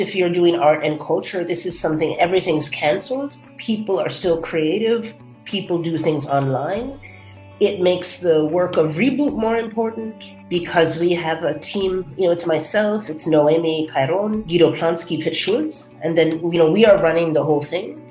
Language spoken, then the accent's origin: English; United States; now in Germany; I'm American